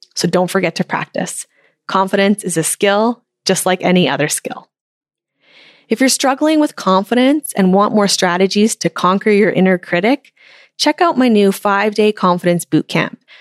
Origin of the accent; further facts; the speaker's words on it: Canada; It's so much fun to cheer for my home country